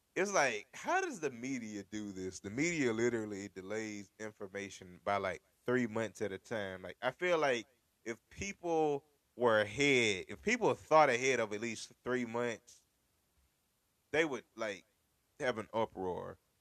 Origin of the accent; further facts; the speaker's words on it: United States; And I come from America. I don't come from anywhere in Europe